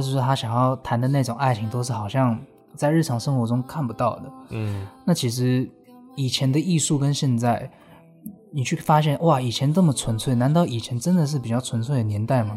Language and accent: Chinese; Taipei, Taiwan; moved away; also born or lived in Los Angeles, United States; 我们台北人